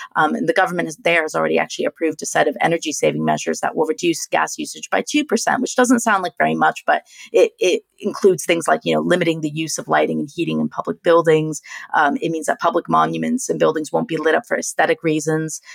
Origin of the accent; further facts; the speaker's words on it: United States; I'm an American